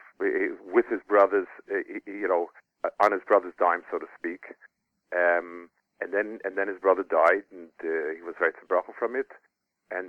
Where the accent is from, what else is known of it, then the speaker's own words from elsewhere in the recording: United States; now in Israel; I grew up in America